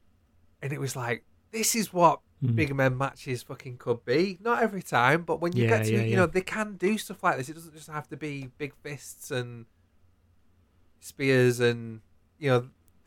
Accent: United Kingdom; We're British and we bloody love draws.

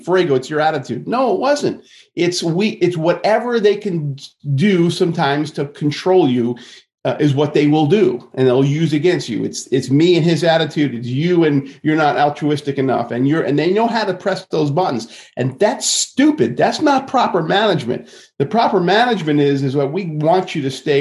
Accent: Long Island, New York, United States; I grew up in Long Island and in New York, and, and I can have this, unfortunately, a New Yorker attitude sometimes

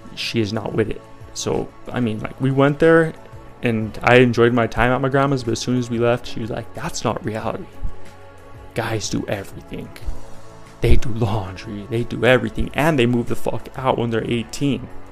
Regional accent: Colorado, United States; I'm from Colorado

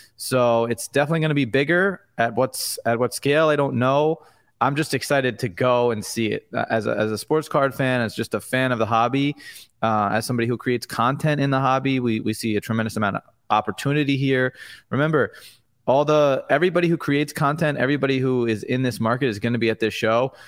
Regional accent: Long Island, New York, United States; I grew up on Long Island in New York

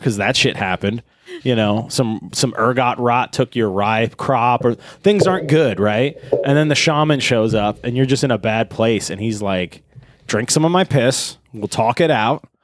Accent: Northeast, United States; growing up in the Northeast

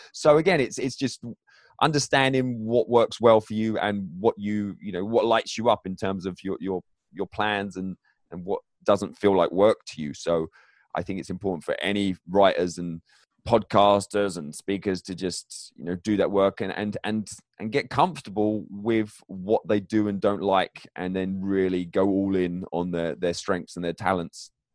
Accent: England, United Kingdom; also born or lived in northern Michigan; now in Michigan, United States; I'm originally from England

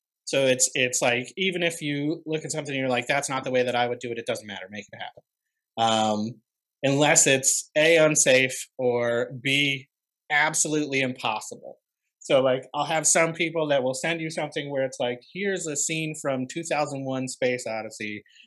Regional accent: Upstate New York, United States; born or raised there

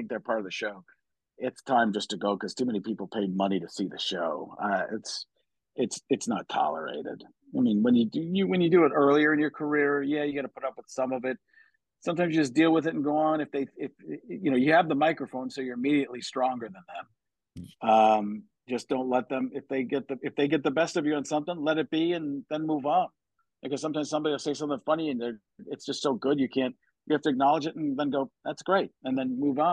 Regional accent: Wisconsin, United States; I grew up in Wisconsin

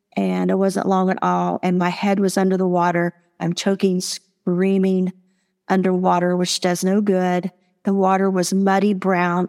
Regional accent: Marietta, Ohio, United States; I was born and raised in Marietta, Ohio.

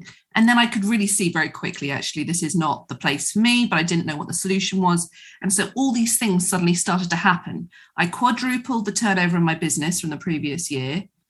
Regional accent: England, United Kingdom; particularly as women, particularly as English women, to put ourselves last

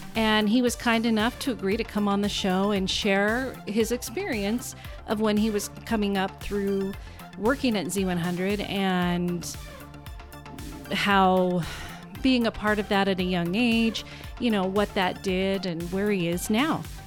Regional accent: North Plains, Oregon, United States; also born or lived in Vancouver, Washington; now in Goldendale, United States; since I've grown up there

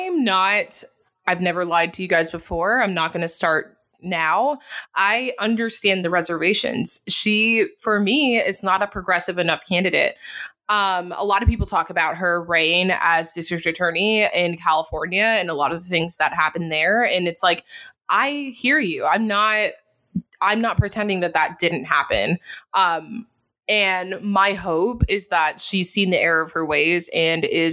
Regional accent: Jamaica; now in United States; being Jamaican

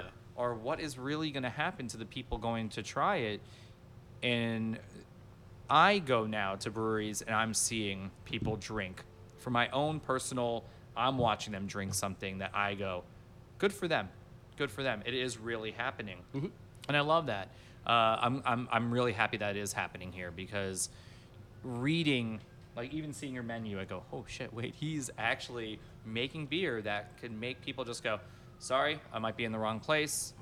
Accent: Miami Beach, Florida, United States; I am from Miami Beach

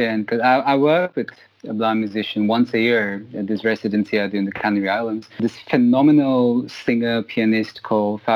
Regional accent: London, United Kingdom; accent: London; moved away; also born or lived in India; London's still kind of my hometown. That's where I grew up.

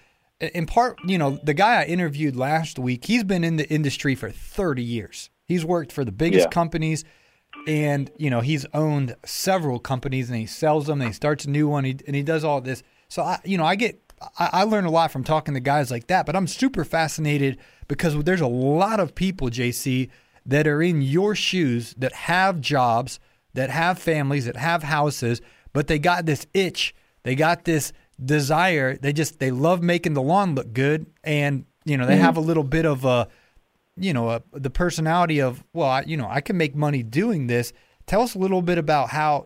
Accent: Ohio, United States; now in Atlanta, United States; I'm originally from Ohio

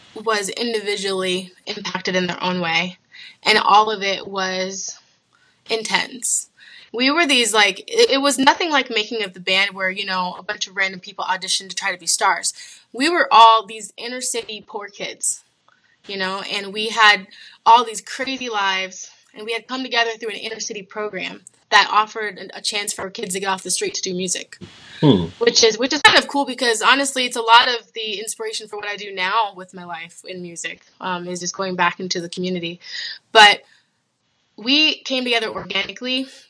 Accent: Toledo, Ohio, United States; now in Columbus, United States; I'm kind of from all over, but I grew up a good portion of my childhood in Toledo, Ohio. So right now I'm in Columbus.

